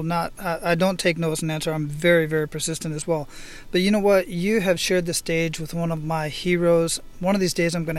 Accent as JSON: {"language": "English", "town": "Phoenix", "region": "Arizona", "country": "United States", "tie": "born or raised there", "moved": "yes", "lives_now": "Hawaii, United States", "said": "I was born and raised in Phoenix, Arizona. I live out here in Hawaii"}